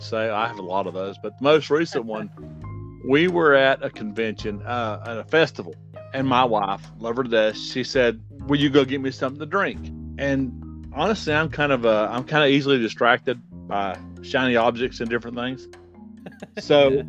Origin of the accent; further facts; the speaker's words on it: Asheville, North Carolina, United States; I grew up here in Asheville, here where I'm at now